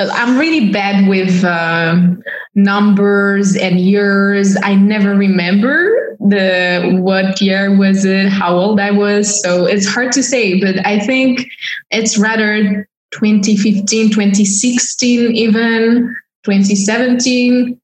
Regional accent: Warsaw, Masovian Voivodeship, Poland; English is a second language; moved away as an adult; now in Paris, France; born and raised in Warsaw

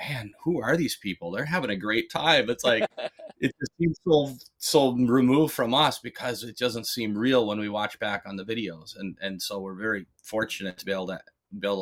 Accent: Minnesota, United States; moved away; I'm from Minnesota

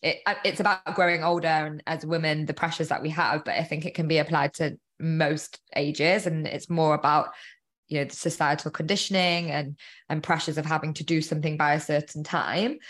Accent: Manchester, North West England, United Kingdom; moved away as an adult; also born or lived in London; I'm from Manchester

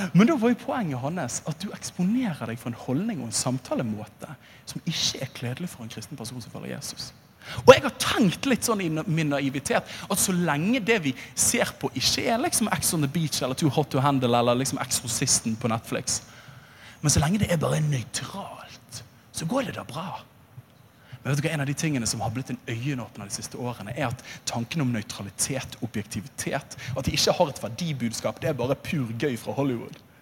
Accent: Bergen, Vestland, Norway; den evangeliske lutherske frikirke, som jeg vokste opp i i Åsane bydel

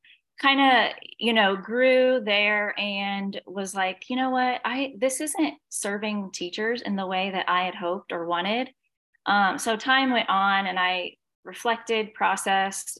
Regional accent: Indiana, United States; moved away as an adult; now in Savannah, United States; I am from Indiana, now live in Savannah, Georgia

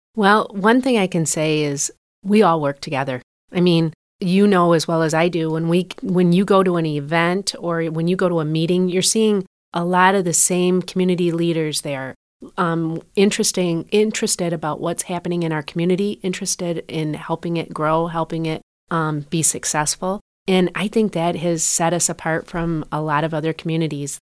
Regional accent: Port Huron, Michigan, United States; also born or lived in Troy, Michigan; born and raised in Port Huron, so it was nice to come back home

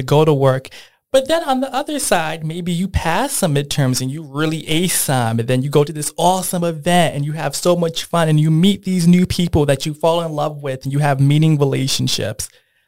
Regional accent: Bridgeport, Connecticut, United States; I grew up in Bridgeport

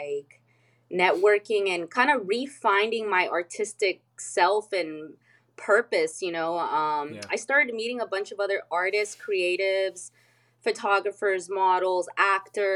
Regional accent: El Cajon, California, United States; I'm from San Diego, California. Not from the touristy part. I'm from like East County, El Cajon, California

